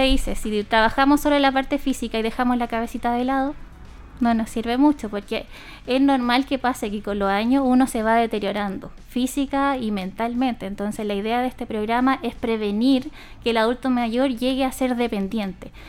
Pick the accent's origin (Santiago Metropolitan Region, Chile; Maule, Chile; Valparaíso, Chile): Maule, Chile; Linares; estas dos duplas que somos de Linares, trabajamos con distintas poblaciones dependiendo del sector de Linares.